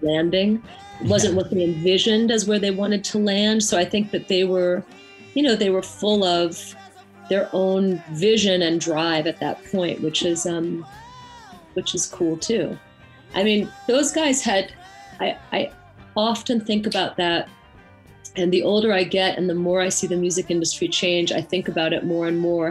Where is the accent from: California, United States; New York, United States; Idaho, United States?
New York, United States; Woodstock; I come from Woodstock and I uh, was born and raised here